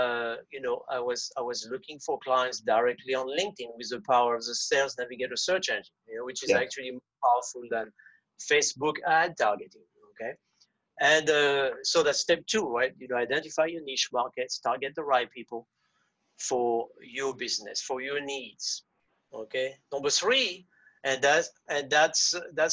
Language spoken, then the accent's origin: English; France; first language French; English is a second language; moved away; I'm French native. I was born in France.